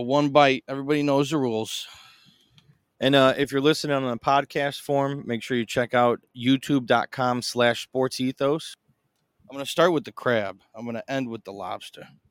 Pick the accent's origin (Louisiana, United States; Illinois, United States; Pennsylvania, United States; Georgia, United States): Illinois, United States; Chicago; I'm from Chicago.